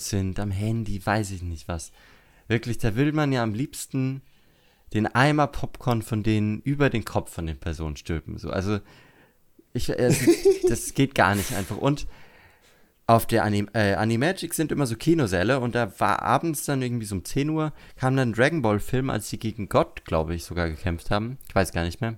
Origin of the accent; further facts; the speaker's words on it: Würzburg, Bavaria, Germany; von Würzburg, wo ich herkomme